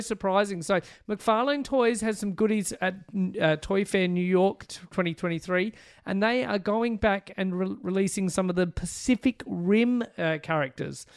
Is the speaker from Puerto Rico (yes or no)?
no; Australia; being Australian